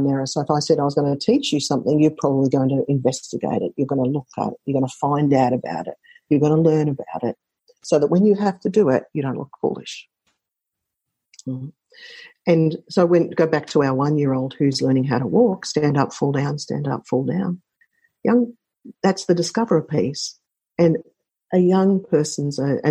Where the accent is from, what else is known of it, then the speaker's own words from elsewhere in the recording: Australia; I'm Australian